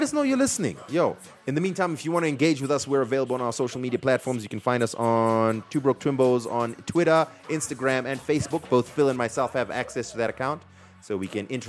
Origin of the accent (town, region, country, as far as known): Zimbabwe